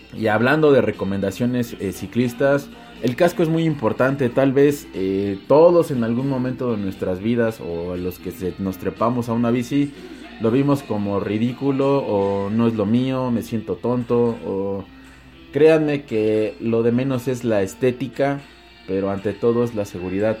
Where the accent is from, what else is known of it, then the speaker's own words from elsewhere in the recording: Mexico; yo soy mexicano